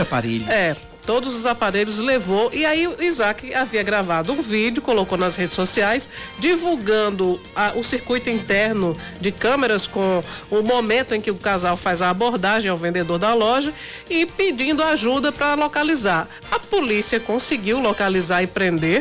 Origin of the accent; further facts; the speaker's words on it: Northeast Brazil, Brazil; aqui no Nordeste a gente é muito mais receptivo